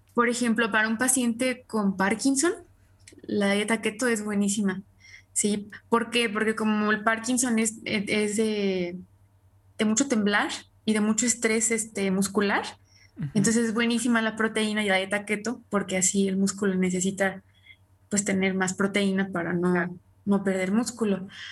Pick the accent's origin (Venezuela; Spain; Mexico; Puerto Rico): Mexico; nosotros que somos mexicanos